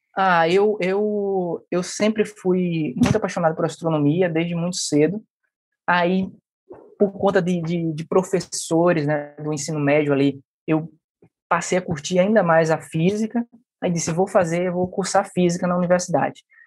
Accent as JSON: {"language": "Portuguese", "region": "Pernambuco", "country": "Brazil", "also_born_or_lived": "Rio de Janeiro", "moved": "as an adult", "said": "nós que somos de, de Pernambuco"}